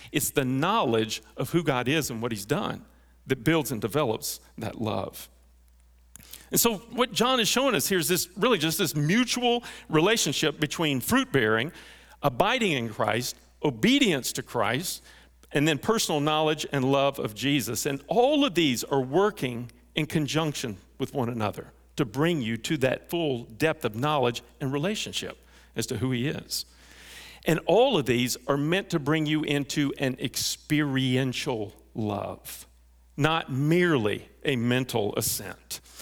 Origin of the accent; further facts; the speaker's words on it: North Texas, United States; I grew up in North Texas